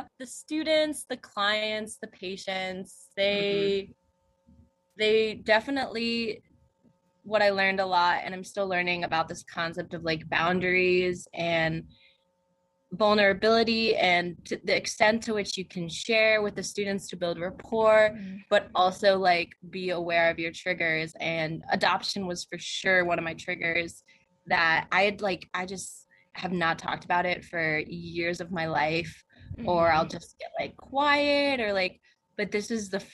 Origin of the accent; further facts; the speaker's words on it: New Jersey, United States; moved away as an adult; also born or lived in Nanchang, China / Colorado / Pennsylvania / Arizona; I grew up in New Jersey, but now I've lived in so many states